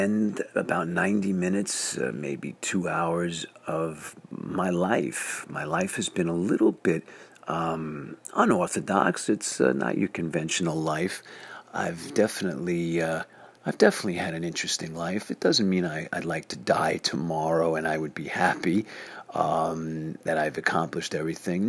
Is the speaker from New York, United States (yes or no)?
yes; New York City, New York, United States; now in North Hollywood, United States; I am born and raised in Flushing, Queens, New York.